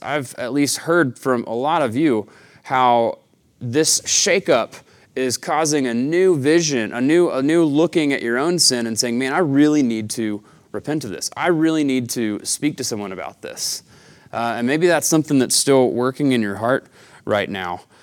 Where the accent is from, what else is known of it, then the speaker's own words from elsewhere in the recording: Chattanooga, Tennessee, United States; now in Tucson, United States; I'm from the Southeast, uh, Chattanooga, Tennessee